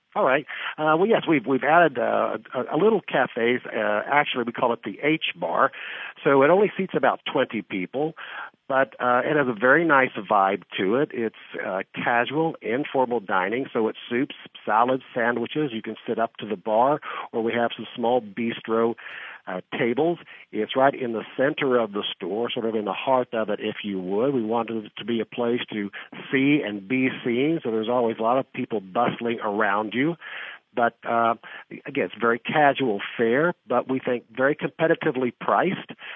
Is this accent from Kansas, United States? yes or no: yes; southeastern Kansas, United States; moved away as an adult; also born or lived in San Diego / Newport Beach / Beverly Hills; now in Kansas City, United States; I grew up in the Midwest in southeastern Kansas